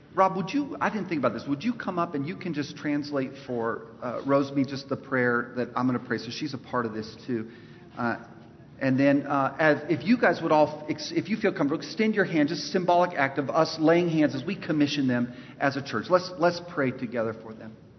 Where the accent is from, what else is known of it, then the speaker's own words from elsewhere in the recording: Los Angeles, California, United States; now in North Carolina, United States; we're both from East Los Angeles